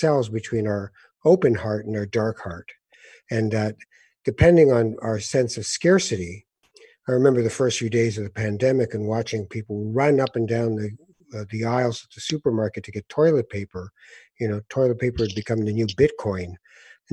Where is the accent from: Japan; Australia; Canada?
Canada; also born or lived in Africa; I've lived here every year except the first 2 years of my life